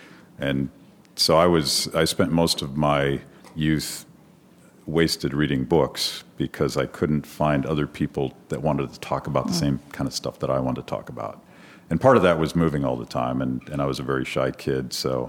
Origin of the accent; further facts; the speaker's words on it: Pennsylvania, United States; also born or lived in Florida / Detroit; So I mostly grew up in rural Pennsylvania, but I was born in Florida, and I lived in Detroit actually during the the riots because my dad was constantly being transferred from one dying Rust Belt factory to another.